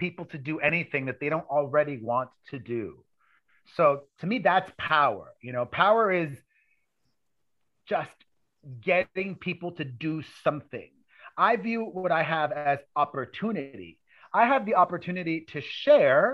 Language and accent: English; Miami, Florida, United States; moved away as an adult; also born or lived in New York City; I grew up in Miami, Florida, where I was very poor